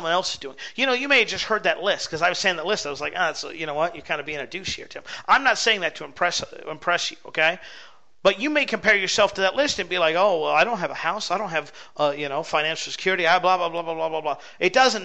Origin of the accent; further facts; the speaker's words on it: West Coast, United States; I grew up on the West Coast